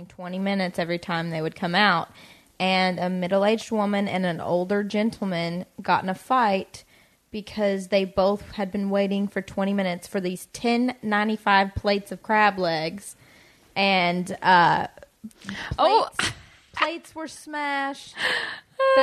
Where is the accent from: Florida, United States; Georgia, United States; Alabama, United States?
Alabama, United States; born or raised there